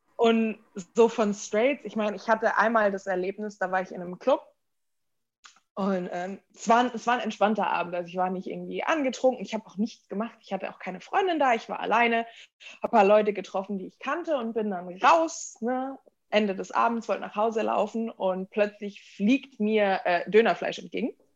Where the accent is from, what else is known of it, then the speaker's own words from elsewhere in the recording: Germany; also born or lived in United States; So meine Kindheit war komplett deutsch. Ich bin hier aufgewachsen